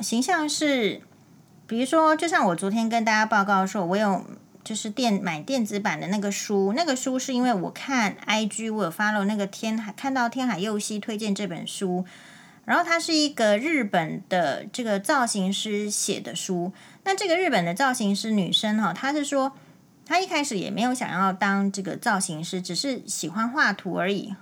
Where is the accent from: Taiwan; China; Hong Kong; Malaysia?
Taiwan; 我们台湾人还没有学会怎么样在大家的事情里面去和谐地讨论这样子而已